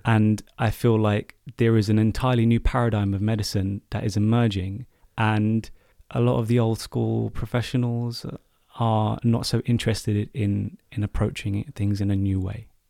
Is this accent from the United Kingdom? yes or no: yes; United Kingdom; as a British Asian, uh, male